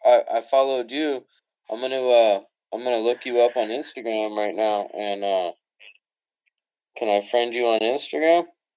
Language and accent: English; United States; Sorry, man, I'm American.